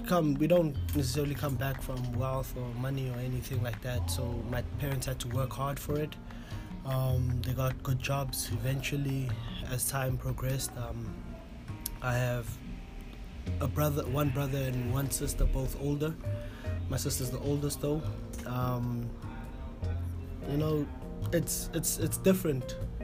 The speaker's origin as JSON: {"language": "English", "town": "Pretoria", "region": "Gauteng", "country": "South Africa", "tie": "born or raised there", "moved": "as an adult", "lives_now": "St Andrews, United Kingdom", "said": "I'm from South Africa, Pretoria to be exact, in a town called Gasfontein, which is not too far from the main area in Pretoria, which would be your Mendeling area, the upper class suburban areas."}